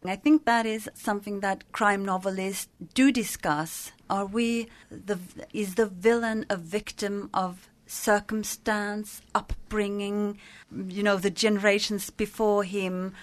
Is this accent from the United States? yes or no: no; northern Sweden, Sweden; in my part of Sweden